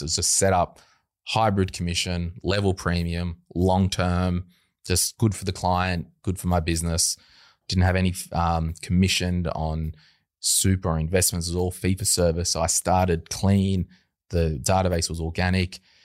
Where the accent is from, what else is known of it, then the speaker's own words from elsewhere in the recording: Berkeley Vale, New South Wales, Australia; we grew up at Berkeley Vale. Lived yep. in one house for the first twenty five years